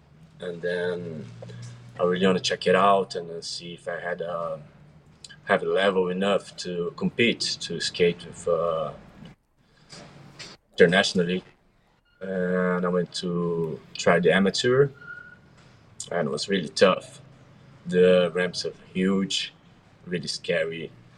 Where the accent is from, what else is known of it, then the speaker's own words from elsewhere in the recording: Curitiba, Paraná, Brazil; I'm from a city called Curitiba. It's Brazil, of course.